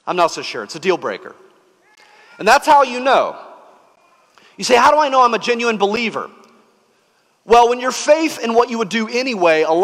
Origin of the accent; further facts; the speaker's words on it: the South, United States; when I was growing up in the South